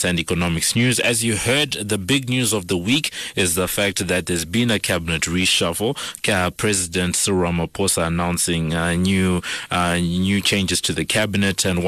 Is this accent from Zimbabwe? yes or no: yes; Zimbabwe; now in South Africa; I'm from Zimbabwe